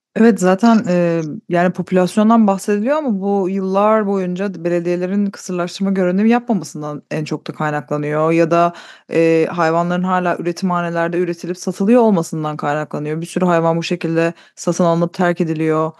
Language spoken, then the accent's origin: Turkish; Istanbul, Turkey; moved away as an adult; now in United Kingdom; İstanbul'dan Türkiye'den geldiğimi söyleyince